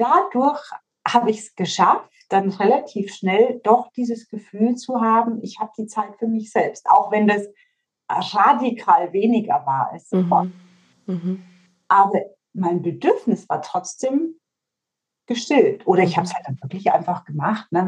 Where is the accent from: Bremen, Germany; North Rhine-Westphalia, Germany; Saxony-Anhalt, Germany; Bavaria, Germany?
Bavaria, Germany; bei uns in Bayern